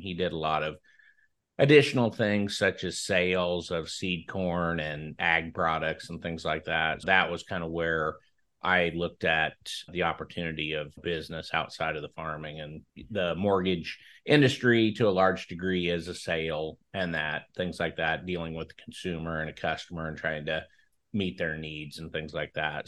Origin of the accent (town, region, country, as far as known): Franklin, Nebraska, United States; born or raised there